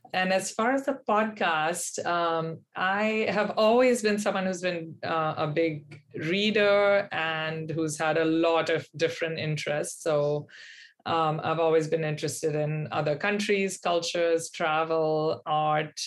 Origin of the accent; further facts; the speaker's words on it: Pune, Maharashtra, India; moved away as an adult; now in Boston, United States; I grew up in India in um, a city that's on the western um, side of the country, um, central west, about three hours from Bombay, called Pune